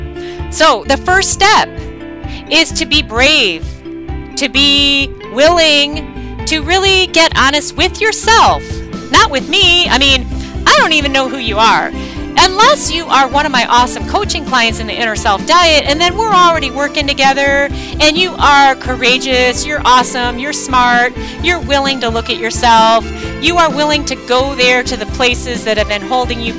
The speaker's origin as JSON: {"language": "English", "region": "Michigan", "country": "United States", "said": "I'm actually from Michigan"}